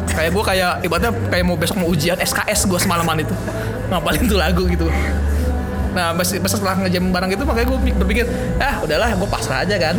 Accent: Tangerang, Banten, Indonesia; kok nggak ada orang Tangerang ya di situ yang nyata ini gue orang Tangerang tuh bisa Tangerang gitu

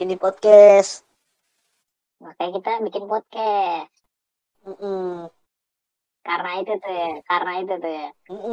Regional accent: Indonesia; gua … gua dari Indonesia deh biar sama kayak lo

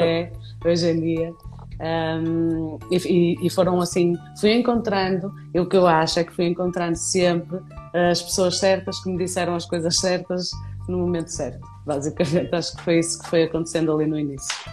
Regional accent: Vila Nova de Famalicão, Norte, Portugal; moved away as an adult; now in Viana do Castelo, Portugal; Famalicão era é a minha cidade natal que é muito pertinho do Porto

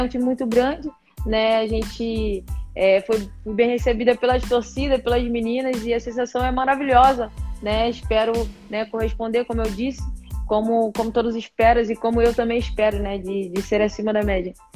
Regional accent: Rio de Janeiro, Brazil; eu nasci e fui criada em Bangu, né, Rio da Prata

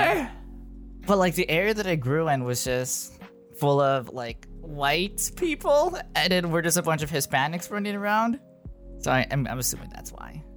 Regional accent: Los Angeles, California, United States; I've never lived anywhere else besides here

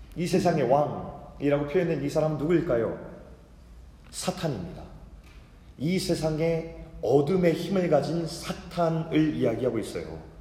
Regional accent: South Korea

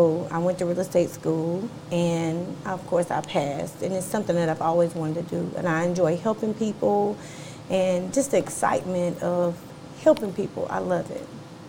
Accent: North Carolina, United States; of course. I'm from North Carolina.

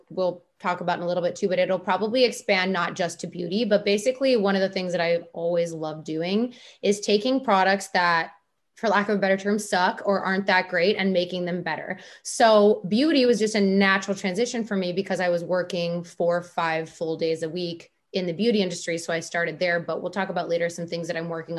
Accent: Minnesota, United States; we're from the Minnesota

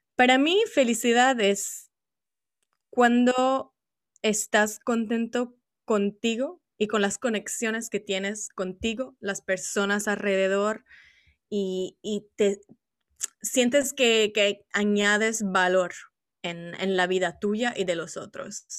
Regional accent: Italy; Spanish is a second language; originariamente soy italiana

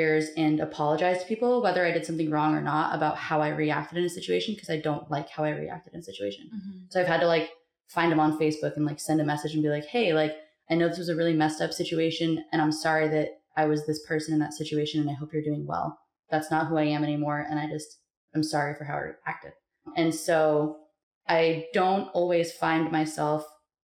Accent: Montana, United States; I am from Montana

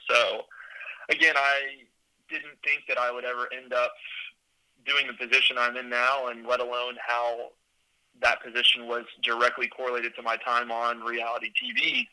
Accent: Houston, Texas, United States; also born or lived in Austin, Texas; I'm from Houston, Texas. Was born and raised there

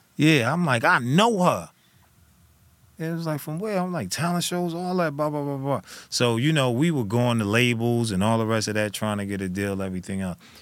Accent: New Jersey, United States; I was from Jersey

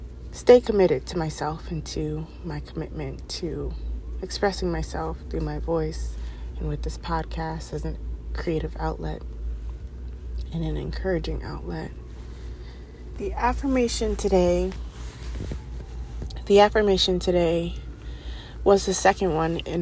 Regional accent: East Coast, United States; moved away as an adult; I grew up on the East Coast, and the East Coast is diverse as anything.

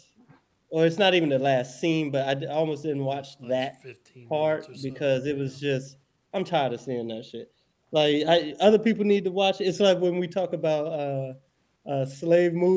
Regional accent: Florida, United States; I grew up in Florida

